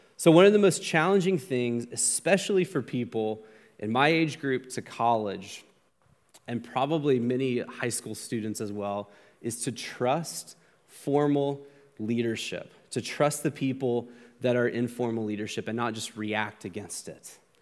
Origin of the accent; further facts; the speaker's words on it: United States; as an American